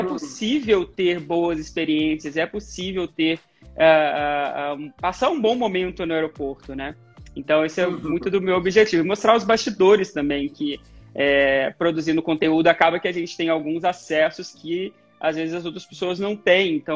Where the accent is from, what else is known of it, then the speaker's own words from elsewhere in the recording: Muriaé, Minas Gerais, Brazil; born there; inclusive eu nasci